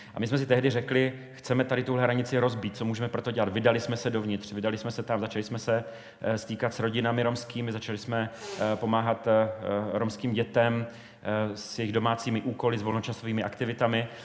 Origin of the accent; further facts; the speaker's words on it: Brno, South Moravian Region, Czechia; v Brně, v mém rodném městě